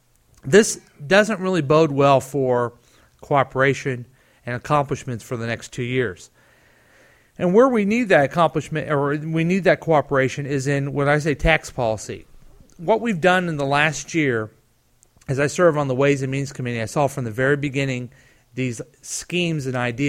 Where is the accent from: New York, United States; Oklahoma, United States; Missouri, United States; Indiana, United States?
Missouri, United States; Independence; I grew up in Independence.